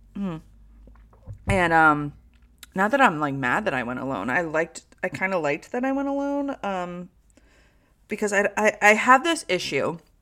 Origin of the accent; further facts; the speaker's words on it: Troy, New York, United States; I'm a South Troy woman, okay? Like, I look like I'm from South Troy.